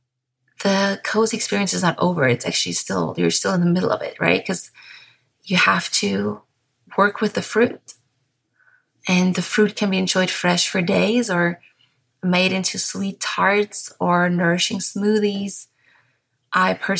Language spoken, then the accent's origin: English; Bavaria, Germany; first language German; English is a second language